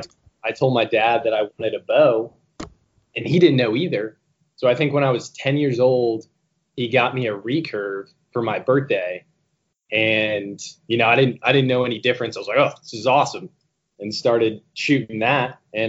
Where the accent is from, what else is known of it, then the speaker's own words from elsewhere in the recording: San Diego, California, United States; moved away as an adult; also born or lived in Maryland / Virginia / North Carolina; now in Quantico, United States; originally I'm from San Diego, California. And then I ended up going to school on the East Coast, college on the East Coast, down in Lejeune for a little while. And then I was up in Maryland, in Virginia